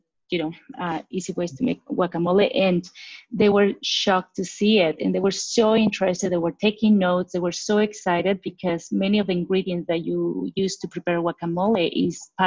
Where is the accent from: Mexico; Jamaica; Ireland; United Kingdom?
Mexico; growing up in Mexico